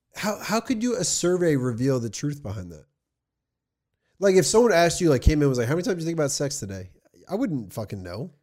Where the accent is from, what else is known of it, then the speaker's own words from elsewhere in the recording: New Jersey, United States; also born or lived in California; I was from New Jersey